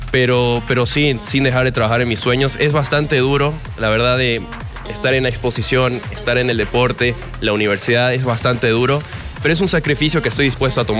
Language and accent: Spanish; Cochabamba, Bolivia; also born or lived in Tarija / Santa Cruz; No, amo todo Bolivia, así que, no podría escoger un, solo lugar. La verdad es que he sido muy feliz en, Cochabamba. También viví en Tarija y, en Santa Cruz